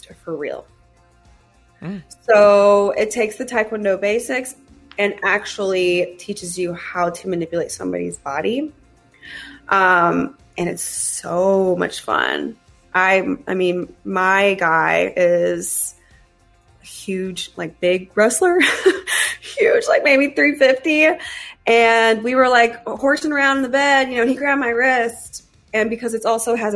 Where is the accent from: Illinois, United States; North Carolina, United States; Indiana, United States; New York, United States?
North Carolina, United States; Raleigh; I'm from Raleigh, North Carolina